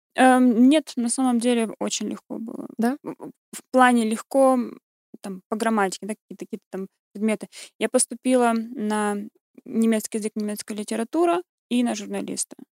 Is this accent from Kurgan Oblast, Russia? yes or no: yes; Kurgan, Kurgan Oblast, Russia; moved away as an adult; also born or lived in Ukraine; now in Germany; родилась на Украине, я чистокровная украинка, но выросла в России